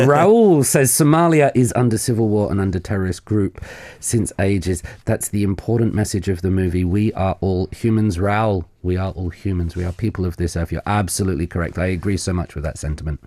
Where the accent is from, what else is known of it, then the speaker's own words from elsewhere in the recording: South of England, United Kingdom; moved away as an adult; now in Korea; I'm from the United Kingdom. Mm-hmm. Um, I'm from the south of England. I've been in Korea nearly coming up to 20 years now.